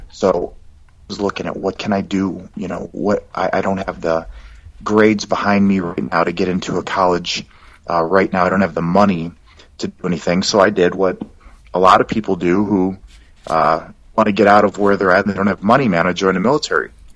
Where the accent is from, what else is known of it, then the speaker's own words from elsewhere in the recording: Dearborn, Michigan, United States; moved away as an adult; also born or lived in California / Minot, North Dakota / Okinawa; now in Fort Worth, United States; I grew up in Michigan.